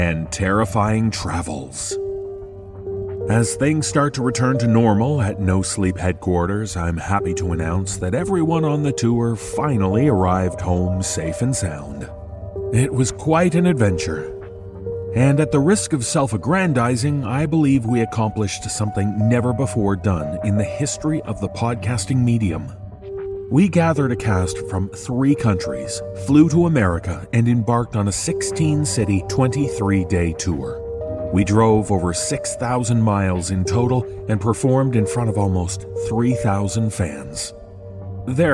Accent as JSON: {"language": "English", "town": "Toronto", "region": "Ontario", "country": "Canada", "tie": "born or raised there", "said": "my hometown of Toronto"}